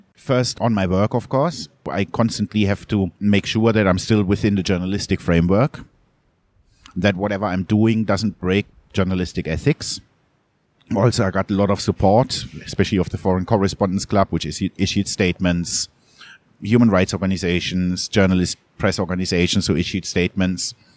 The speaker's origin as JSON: {"language": "English", "town": "Munich", "region": "Bavaria", "country": "Germany", "tie": "born or raised there", "also_born_or_lived": "Southeast Asia", "moved": "as an adult", "said": "I grew up in Munich. It's a very different mentality."}